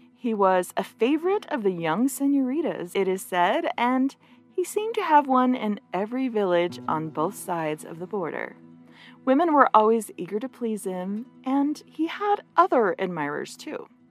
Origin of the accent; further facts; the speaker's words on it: Gila Valley, Arizona, United States; where I grew up there in the Gila Valley in Arizona